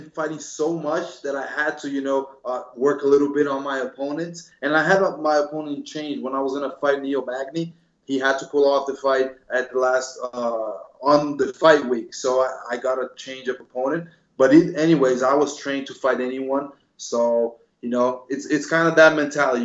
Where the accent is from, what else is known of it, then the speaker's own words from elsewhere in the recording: Brazil; also born or lived in New Jersey, United States; I lived in Brazil since I'm 6 years old. I was born in Jersey, but then moved with my mother to Brazil.